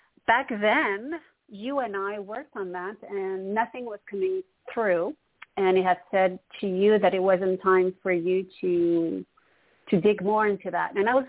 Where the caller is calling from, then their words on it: Montreal, Quebec, Canada; from Montreal, Canada.